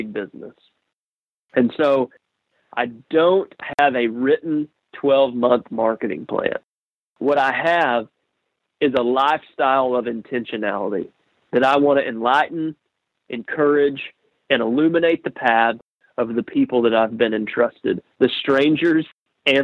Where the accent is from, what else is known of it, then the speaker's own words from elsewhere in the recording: Texas, United States; I'm a redneck from Texas